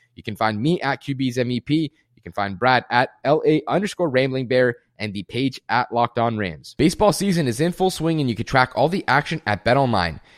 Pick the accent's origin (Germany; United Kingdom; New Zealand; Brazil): Germany; moved away; I was born and raised in Germany too